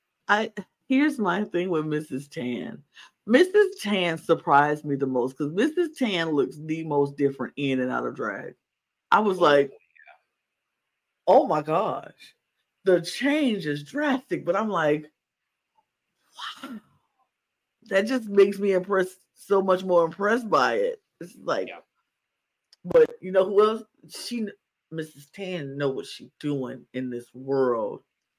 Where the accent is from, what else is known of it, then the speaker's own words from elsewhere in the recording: Chicago, Illinois, United States; I'm from Chicago.